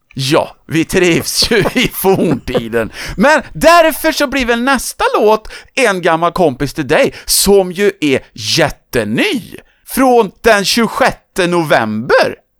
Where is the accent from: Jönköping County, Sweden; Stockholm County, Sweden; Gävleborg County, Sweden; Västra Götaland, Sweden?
Västra Götaland, Sweden; Töreboda; min hemort Törboda